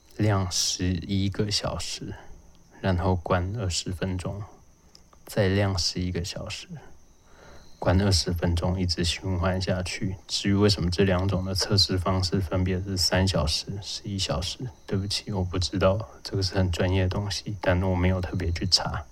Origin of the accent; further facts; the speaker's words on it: Lukang, Changhua County, Taiwan; 因为我老家在鹿港